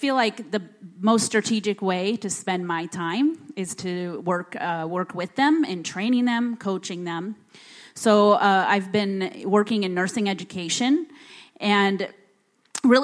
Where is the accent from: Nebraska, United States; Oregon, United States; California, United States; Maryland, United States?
Nebraska, United States; Bellevue; moved away as an adult; now in Mali; I grew up in Bellevue